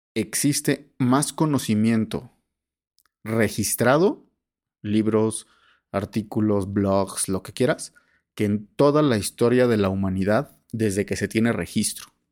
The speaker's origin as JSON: {"language": "Spanish", "country": "Mexico", "said": "tenemos como mexicanos"}